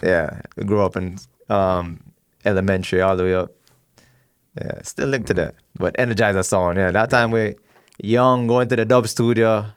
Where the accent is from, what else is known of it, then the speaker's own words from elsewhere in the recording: Miami, Florida, United States; Growing up in Miami